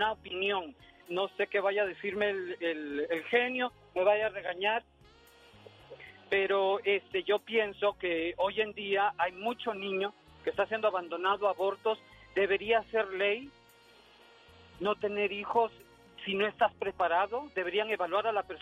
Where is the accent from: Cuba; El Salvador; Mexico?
El Salvador; cuando yo fui niño este por la irresponsabilidad de padres, fui abandonado en una gasolinera en mi país.